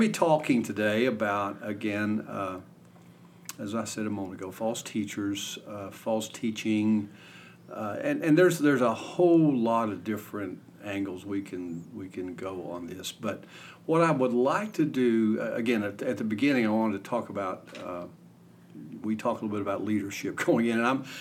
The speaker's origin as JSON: {"language": "English", "town": "Ashland", "region": "Kentucky", "country": "United States", "tie": "born or raised there", "said": "I grew up in Kentucky. Hometown Ashland"}